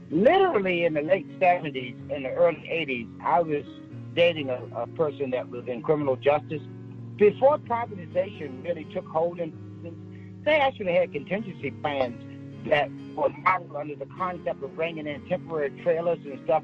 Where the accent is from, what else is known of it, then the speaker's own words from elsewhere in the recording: Yorktown, Virginia, United States; I'm from Yorktown, Virginia.